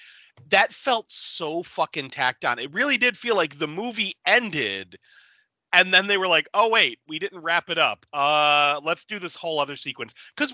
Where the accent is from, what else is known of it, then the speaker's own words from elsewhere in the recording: United States; growing up in the Falls, I went to Sacred Heart, and like, right around the corner was the public library.